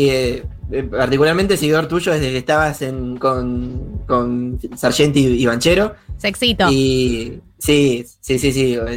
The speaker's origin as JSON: {"language": "Spanish", "town": "San Martín de los Andes", "region": "Neuquén", "country": "Argentina", "said": "Yo soy de San Martín de los Andes"}